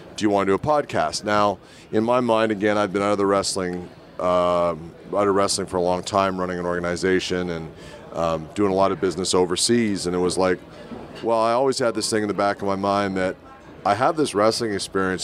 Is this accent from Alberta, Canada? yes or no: no; Winnipeg, Manitoba, Canada; my hometown in Winnipeg